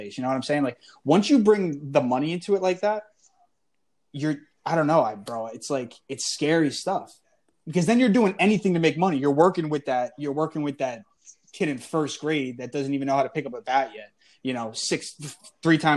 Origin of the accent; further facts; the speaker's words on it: New Jersey, United States; my pops, we grew up in Jersey, but my pops just moved to PA.